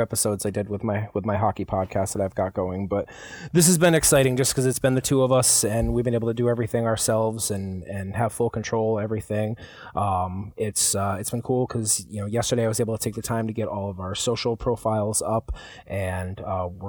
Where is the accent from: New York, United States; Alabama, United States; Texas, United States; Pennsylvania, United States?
New York, United States; Albany; now in Buffalo, United States; I'm originally from the Albany area